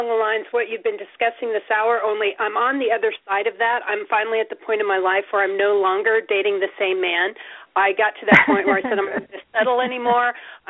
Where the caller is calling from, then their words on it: Nebraska, United States; I'm in Nebraska.